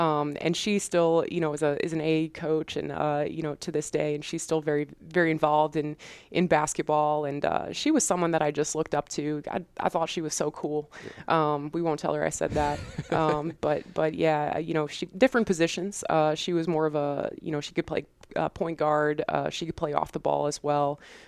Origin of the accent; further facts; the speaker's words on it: Cortland Manor, New York, United States; So I'm originally from Cortland Manor, New York, which is a suburb in Westchester, New York, just outside New York City. I grew up in the same house my whole life with my mom, my dad, my brother.